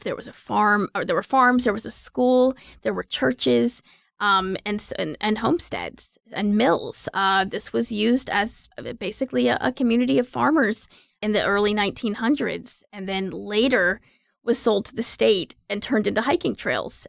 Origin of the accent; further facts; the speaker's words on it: Raleigh, North Carolina, United States; I'm from Raleigh. I grew up here.